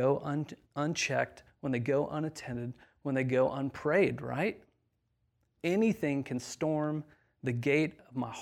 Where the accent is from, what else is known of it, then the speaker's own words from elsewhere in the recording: Indiana, United States; moved away; I grew up in a very, very small town in the middle of nowhere, Indiana